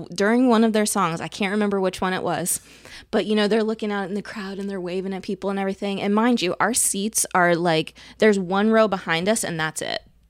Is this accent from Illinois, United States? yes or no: yes; Illinois, United States; so I grew up in Central Illinois, so we were Chicago Bulls fans